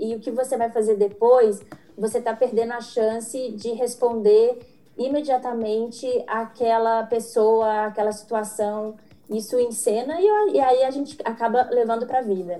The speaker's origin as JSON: {"language": "Portuguese", "town": "Belo Horizonte", "region": "Minas Gerais", "country": "Brazil", "said": "eu sou de Belo Horizonte"}